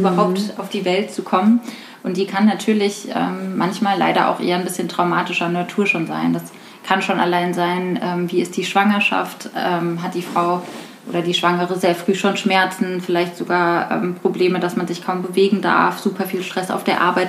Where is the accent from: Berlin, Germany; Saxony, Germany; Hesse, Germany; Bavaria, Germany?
Hesse, Germany; Rüsselsheim; moved away as an adult; now in Frankfurt, Germany; Ich komme ursprünglich aus der Gegend von Rüsselsheim und ähm, wohne jetzt seit vier Jahren in Frankfurt